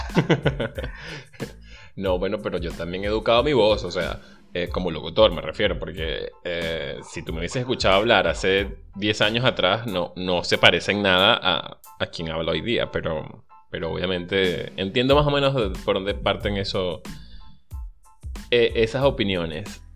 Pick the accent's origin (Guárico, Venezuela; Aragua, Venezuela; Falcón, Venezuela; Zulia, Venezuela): Aragua, Venezuela; La Victoria; moved away as an adult; yo soy de la Victoria en el estado de Aragua